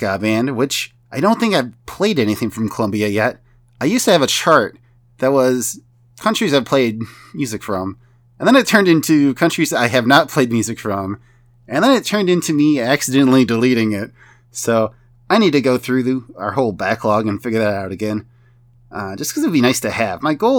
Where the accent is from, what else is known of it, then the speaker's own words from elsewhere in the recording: United States; I'm from the United States. We say soccer.